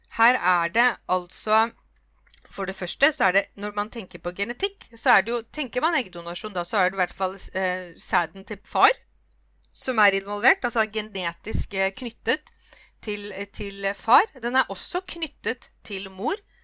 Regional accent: Norway; jeg kom liksom fra Norge

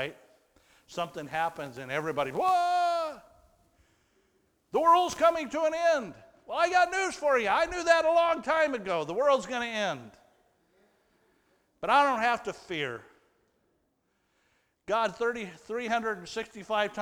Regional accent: United States; I was from America

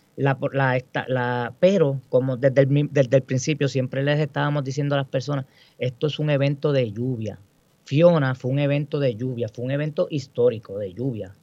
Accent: Guayama, Puerto Rico; also born or lived in Mayagüez; yo soy del municipio de Guayama, eh, me crié en Guayama toda mi vida

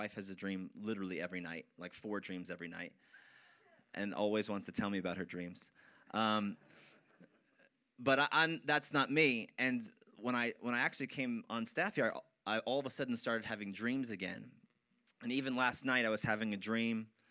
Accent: Wyckoff, New Jersey, United States; the church that I grew up in Wyckoff. And I had attended that church for pretty much 15, 16 years

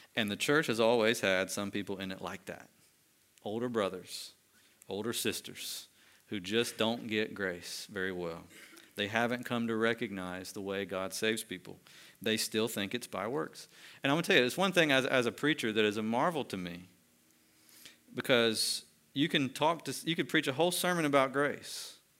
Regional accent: United States; as American Christians

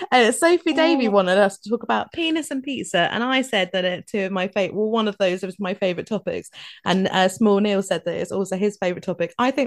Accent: Galloway, Scotland, United Kingdom; I'm from Galloway. It's basically Northern Ireland

